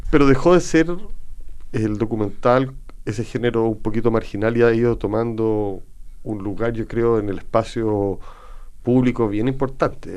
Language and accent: Spanish; Chile; como chileno